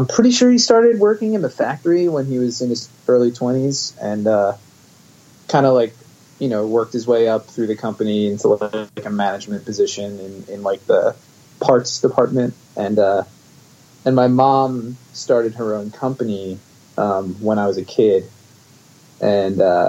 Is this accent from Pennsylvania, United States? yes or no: yes; West Chester, Pennsylvania, United States; I grew up in the suburbs of Philadelphia in Westchester, Pennsylvania.